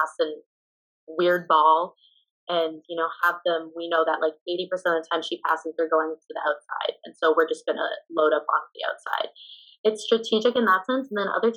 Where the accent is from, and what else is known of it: Canada; moved away